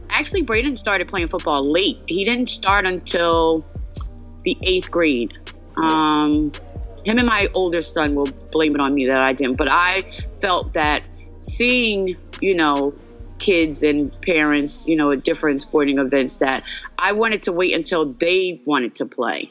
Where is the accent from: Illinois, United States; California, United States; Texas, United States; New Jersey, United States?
New Jersey, United States; Asbury Park; I'm born and raised in Asbury Park